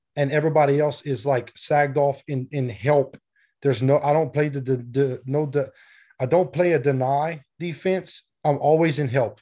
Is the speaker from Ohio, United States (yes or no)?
no; South Louisiana, United States; I'm from Louisiana